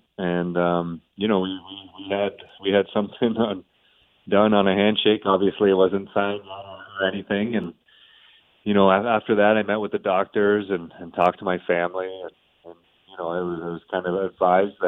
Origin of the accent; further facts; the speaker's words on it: Toronto, Ontario, Canada; also born or lived in New York; now in Columbus, United States; growing up in Toronto around an original six NHL hockey club